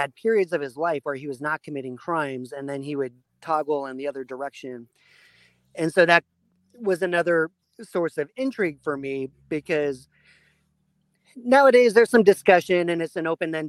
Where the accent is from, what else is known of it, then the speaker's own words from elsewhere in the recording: California, United States; And I'm from the Bay Area.